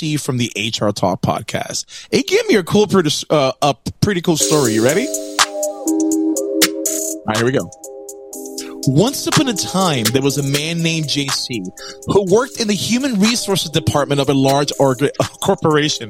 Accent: Puerto Rico; I'm from Puerto Rico

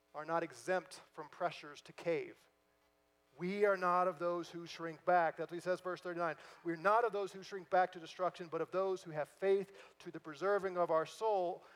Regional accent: St. Louis, Missouri, United States; moved away; I'm from St. Louis originally

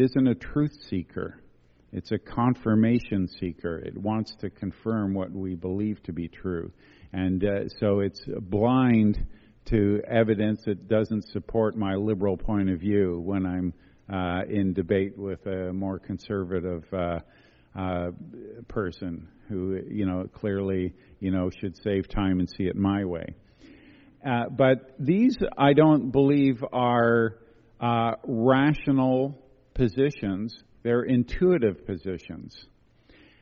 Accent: Quebec, Canada; I come from Quebec

